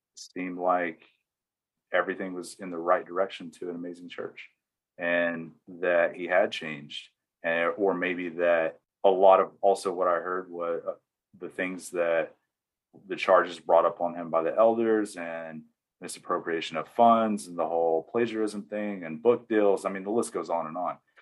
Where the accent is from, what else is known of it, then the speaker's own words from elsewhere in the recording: East Tennessee, United States; moved away as an adult; now in Arizona, United States; I'm from East Tennessee, deep South. i was born and raised there